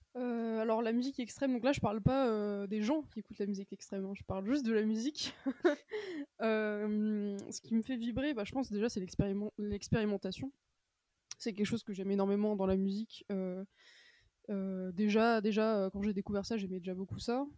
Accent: Brittany, France; now in Paris, France; je suis originaire de Bretagne

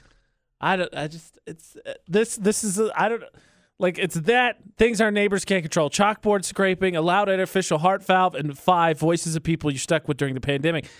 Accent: Midwest, United States; I'm from the Midwest

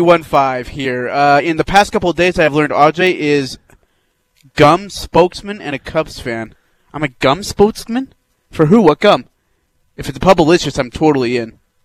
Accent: India; moved away; I'm from India.

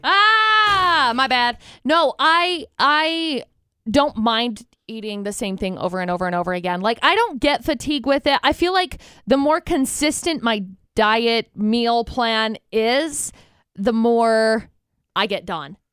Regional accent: Utah, United States; Growing up in Utah

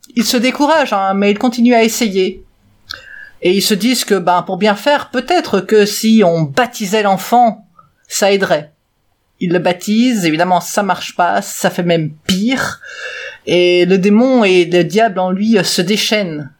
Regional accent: Belgium; je suis belge aussi

